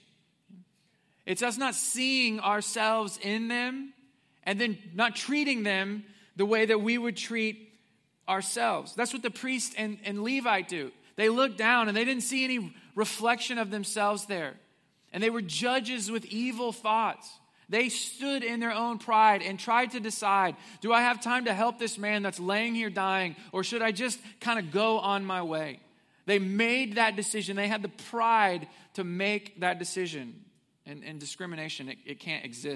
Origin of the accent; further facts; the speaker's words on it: Willard, Missouri, United States; I grew up in Missouri, southwest Missouri. I went to elementary and middle and high school in a place called Willard, Missouri